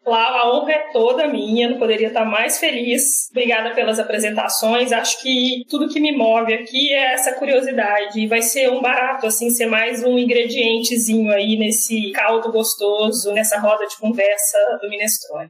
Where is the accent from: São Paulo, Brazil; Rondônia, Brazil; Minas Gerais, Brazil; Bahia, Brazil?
Minas Gerais, Brazil; eu sou mineira